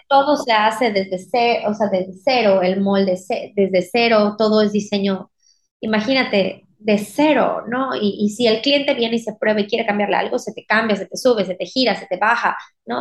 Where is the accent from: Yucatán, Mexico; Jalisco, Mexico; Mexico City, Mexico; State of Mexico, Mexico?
Yucatán, Mexico; Mérida; soy de Mérida, Yucatán